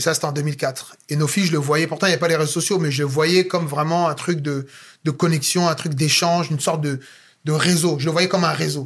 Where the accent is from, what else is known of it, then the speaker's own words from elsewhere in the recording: France; je suis né et grandi en France